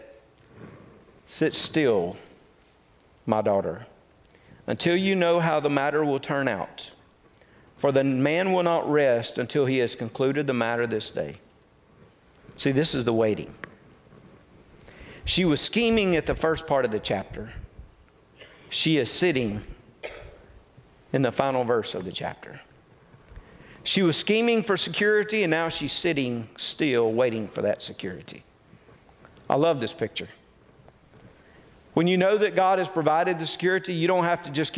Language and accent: English; North Mississippi, United States; I come from North Mississippi, so you know there's some country boy in me.